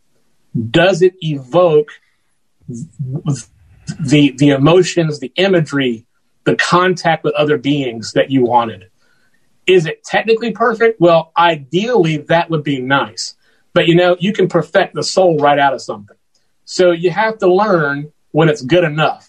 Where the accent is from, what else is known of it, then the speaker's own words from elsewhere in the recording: Macon, Georgia, United States; I eventually moved out of my home into a building in downtown Macon, Georgia, where I'm proud to serve as the music ambassador here, the official music ambassador. And, cause I love my hometown